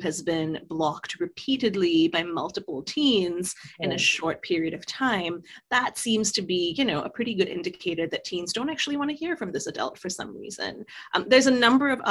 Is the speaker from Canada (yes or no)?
no; Singapore; moved away; I grew up in Singapore.